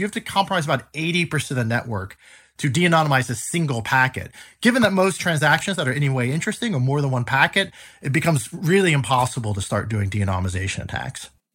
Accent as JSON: {"language": "English", "country": "United States", "moved": "yes", "lives_now": "Switzerland", "said": "I am an American"}